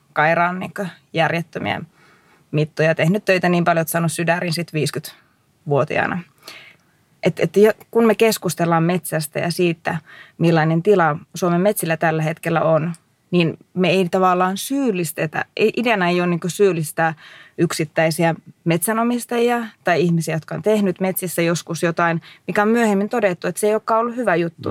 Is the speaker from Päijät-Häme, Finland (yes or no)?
no; Kuivaniemi, North Ostrobothnia, Finland; silloin kun mä olin lapsi Kuivaniemellä